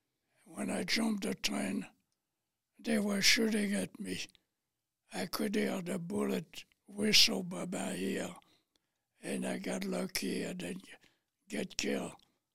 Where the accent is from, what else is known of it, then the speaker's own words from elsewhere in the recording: Paris, Île-de-France, France; moved away; I was born in Paris, France.